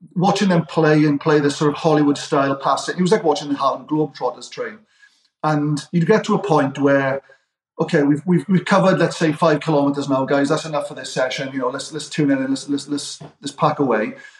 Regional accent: Wales, United Kingdom; accent: Welsh; also born or lived in Michigan; my accent stuck out because I was a Welshman.

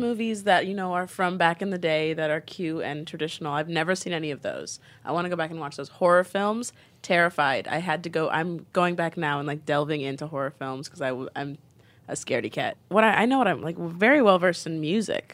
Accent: Nebraska, United States; also born or lived in Bronx, New York / Brooklyn, New York; now in New York, United States; I'm from Nebraska, so I'm, like, a, a black girl from Nebraska who was raised Muslim, and my family is East African

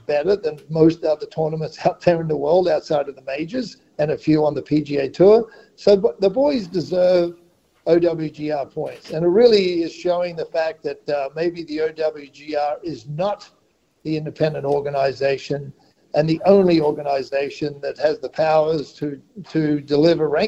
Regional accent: Great Barrier Reef, Queensland, Australia; I grew up on the Great Barrier Reef

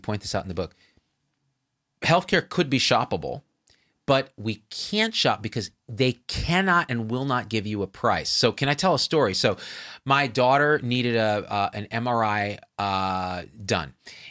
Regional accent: India; And I will haggle, believe me, because I'm Indian.

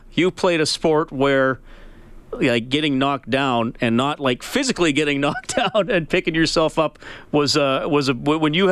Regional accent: Evansburg, Alberta, Canada; when I was a young man growing up in Evansburg

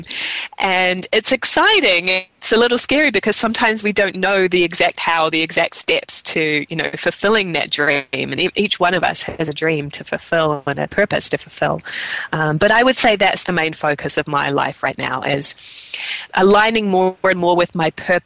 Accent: New Zealand; I grew up in New Zealand

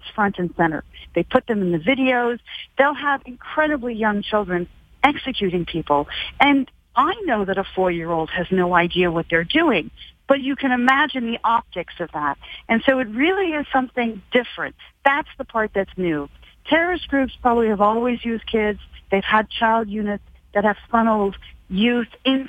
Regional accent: Canada; I'm Canadian

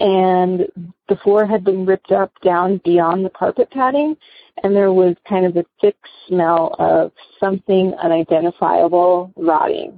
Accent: West Palm Beach, Florida, United States; I'm originally from West Palm Beach, Florida

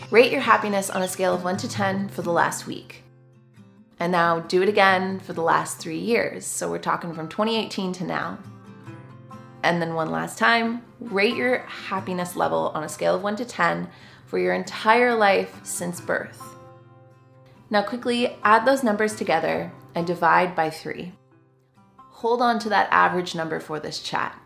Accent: Canada; I am just a Canadian gal

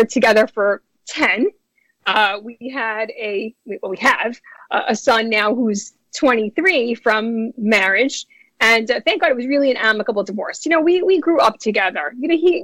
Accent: New York City, New York, United States; accent: New York; also born or lived in New Jersey; I am a native New Yorker, born and bred in Brooklyn, New York.

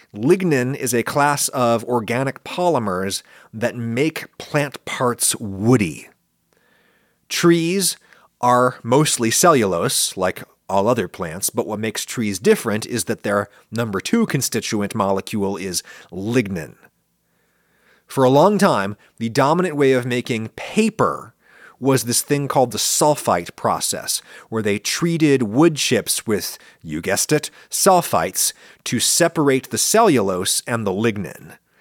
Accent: central Pennsylvania, United States; accent: standard northern US English; moved away; When I grew up, uh, in central Pennsylvania, most people talked basically the way that I talk now.

